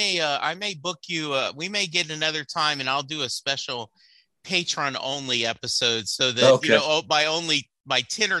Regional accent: Louisiana, United States; now in Dallas, United States; we grew up in Louisiana, but we moved to Texas in 86. You know, I live in Dallas. I'm proud to be from Texas

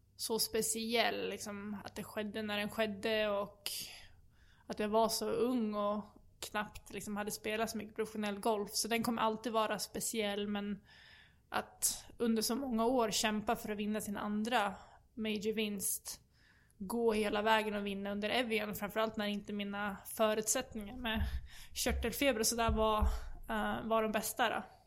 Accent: Sweden; som svensk

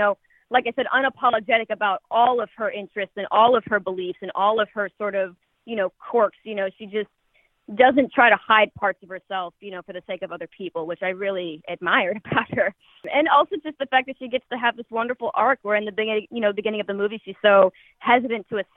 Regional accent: Palm Springs, California, United States; also born or lived in Los Angeles; I grew up in Palm Springs

